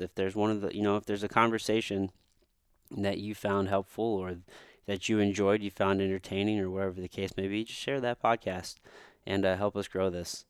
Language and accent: English; Missouri, United States; I'm from a fucking dirt road in the backwoods of Missouri, from a small town, this, which actually, I grew up mostly on my grandmother's farm.